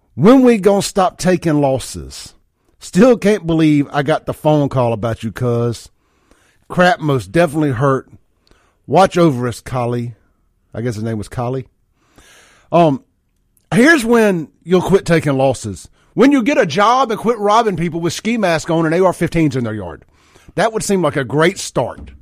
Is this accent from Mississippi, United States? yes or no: yes; Jackson, Mississippi, United States; also born or lived in Brandon, Mississippi; I grew up in South Jackson Byron, uh, Lake Ridgely out there in Byron when I was a kid